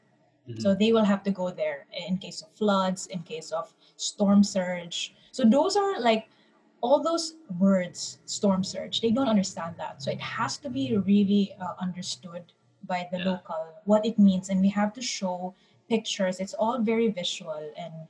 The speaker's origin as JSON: {"language": "English", "region": "Mindanao", "country": "Philippines", "said": "And they will already tell us, like, for example, I'm from Mindanao. We won't get hit. We will always have rain."}